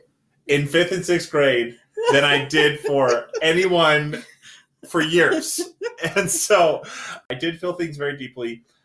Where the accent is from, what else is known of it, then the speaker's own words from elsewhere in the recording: Salt Lake City, Utah, United States; I'm born and raised in Salt Lake